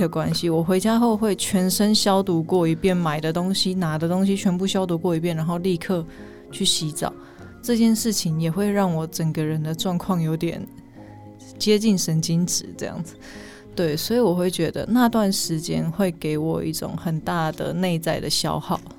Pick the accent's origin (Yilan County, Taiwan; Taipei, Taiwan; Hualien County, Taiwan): Taipei, Taiwan; 对，就是我已经不呃，我不是这边的人，从小在这边长大，那我能去的地方已经有限